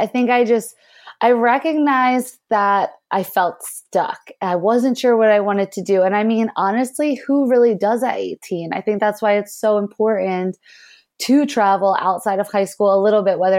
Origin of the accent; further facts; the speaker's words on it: Pennsylvania, United States; I was born just outside of Philadelphia, and it was definitely a good childhood, pretty normal situation growing up, I would say.